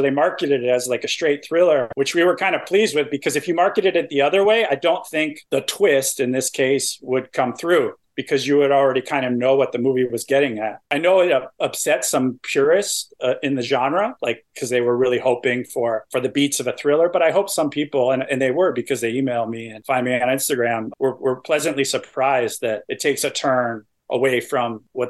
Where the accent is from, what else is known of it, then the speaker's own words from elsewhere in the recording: East Coast, United States; I'm from the East Coast, so I appreciate that reference. Like my town is like known for lobster.